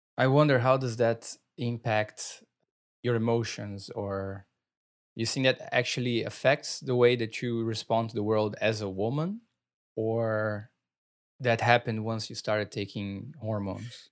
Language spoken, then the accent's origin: English; Brazil; accent: Brazilian; moved away; growing up in Brazil